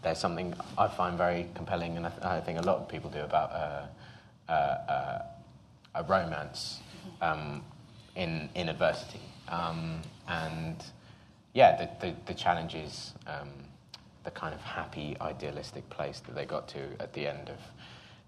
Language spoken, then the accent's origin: English; United Kingdom; a British Asian actor